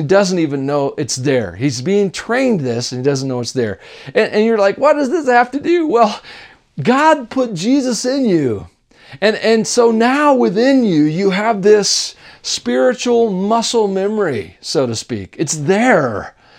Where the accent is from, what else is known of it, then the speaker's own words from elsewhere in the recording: Tennessee, United States; accent: Southern; When I was a kid, I grew up in Tennessee, and that's why I sound Southern a lot